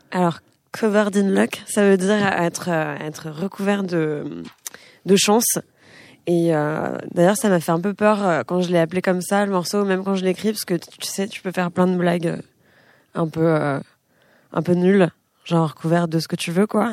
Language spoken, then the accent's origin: French; France; also born or lived in Israel; mon pays c'est la France